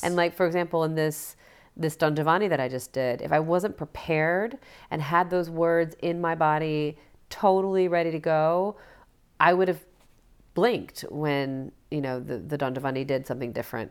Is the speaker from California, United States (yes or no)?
no; Alabama, United States; moved away as an adult; I'm from Alabama